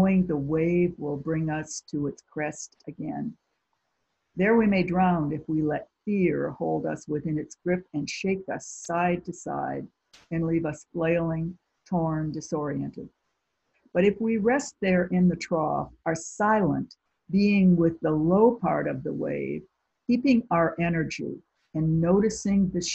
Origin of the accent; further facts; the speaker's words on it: near Lake Michigan, Midwest, United States; growing up near Lake Michigan